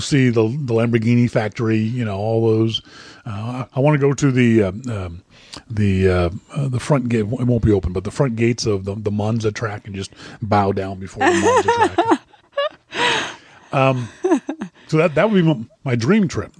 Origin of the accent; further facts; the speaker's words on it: Nova Scotia, Canada; I'm from Nova Scotia, Nova Scotia, Canada.